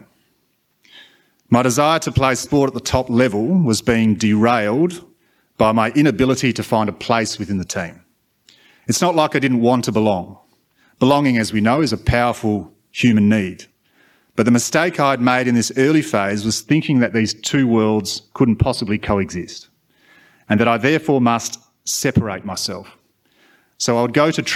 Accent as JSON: {"language": "English", "country": "Australia", "tie": "born or raised there", "said": "as a white male growing up in Australia in the 90s"}